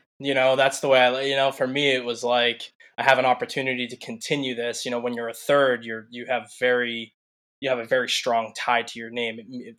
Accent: Concord, Massachusetts, United States; also born or lived in Boston, Massachusetts; I grew up in a town called Concord, a very historic town, Revolutionary era. And and then I spent about 20 years in Concord, and I've been in Boston for the last 12-13 years.

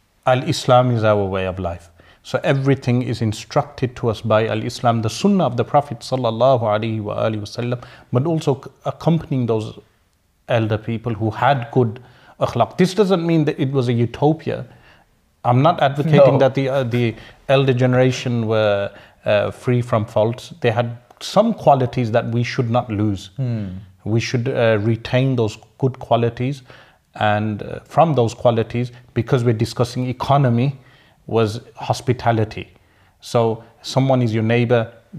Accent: Sparkbrook, West Midlands, United Kingdom; I know political correctness would be against that term, but I'm from Sparkbrook, we use those terms.

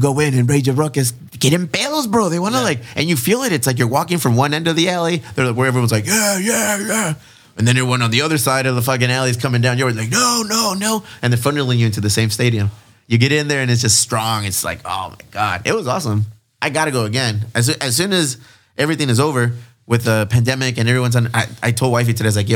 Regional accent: San Diego, California, United States; we're fucking Mexicans from California, from San Diego.

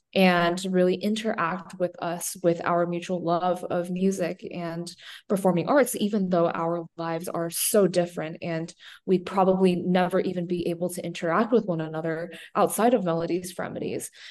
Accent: San Diego, California, United States; San Diego, um, which is my hometown

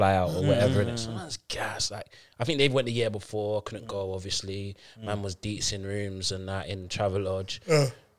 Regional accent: London, United Kingdom; I'm from Peckham

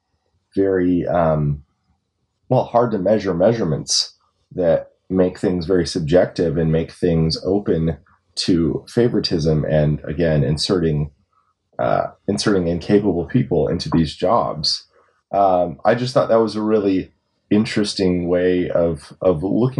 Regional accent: United States; I'm an American

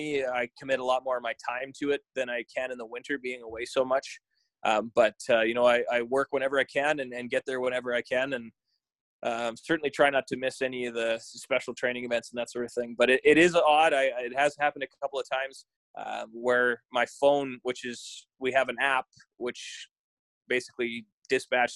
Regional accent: Virden, Manitoba, Canada; also born or lived in Winnipeg, Manitoba; That's my hometown.

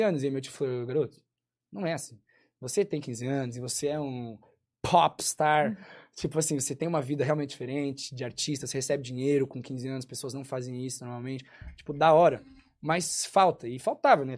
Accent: São Paulo, Brazil; Cresci em São Paulo

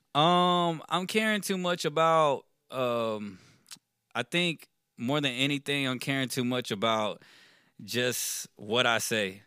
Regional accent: Richmond, Texas, United States; also born or lived in Rosenberg, Texas; Born and raised in Richmond, Texas

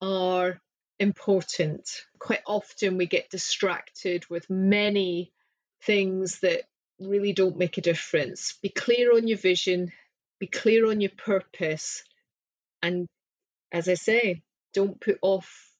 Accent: Scotland, United Kingdom; I'm Scottish

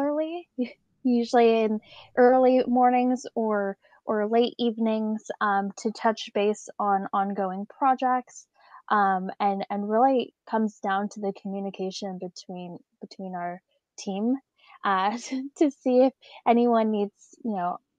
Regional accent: Alameda, California, United States; I grew up in Alameda, a small island right outside of San Francisco

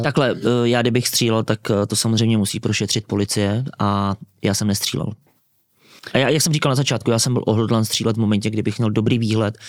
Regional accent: Czechia; My jako Češi

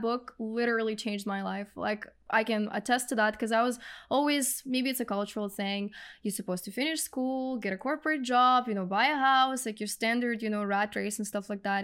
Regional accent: Russia; English is a second language; moved away as an adult; now in Canada

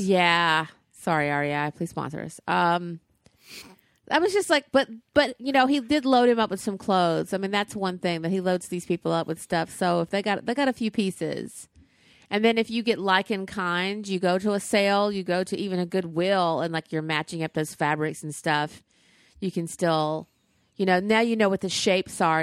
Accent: the South, United States; Tate's Barbecue was in my hometown

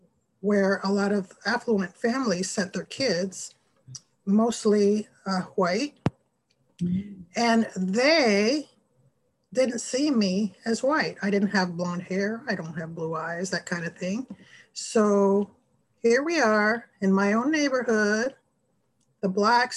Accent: Panama; moved away; I grew up in Panama, which is located in Central America

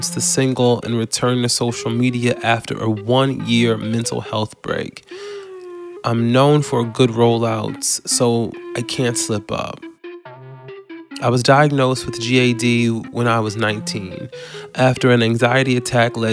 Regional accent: Baton Rouge, Louisiana, United States; I grew up in Baton Rouge, Louisiana, and church was a big part of my family and our culture at the time

